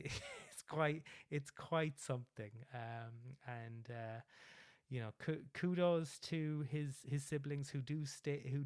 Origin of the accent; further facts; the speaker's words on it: Cork, Munster, Ireland; Cork is my hometown